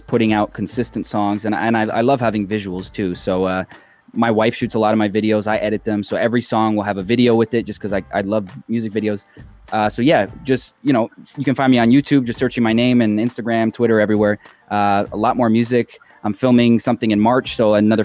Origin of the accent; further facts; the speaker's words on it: Toronto, Ontario, Canada; now in Las Vegas, United States; love from my hometown